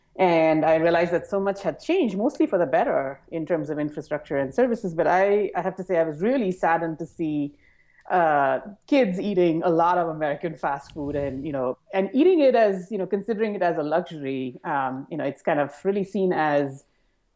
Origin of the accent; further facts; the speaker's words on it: India; I grew up in India and worked